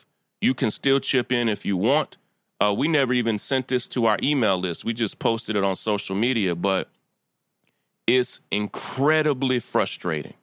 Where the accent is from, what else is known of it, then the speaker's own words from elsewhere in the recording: Kentucky, United States; I'm from Kentucky